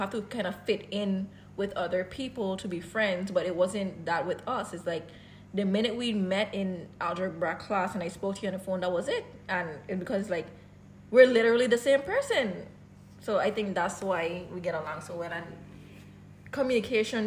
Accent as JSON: {"language": "English", "country": "Dominican Republic", "tie": "born or raised there", "said": "I was born in Dominican mm-hmm. Republic"}